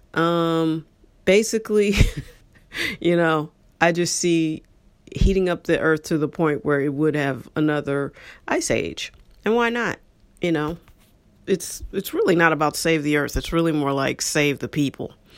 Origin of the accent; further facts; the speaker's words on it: St. Louis, Missouri, United States; I was born and raised here, like everybody else.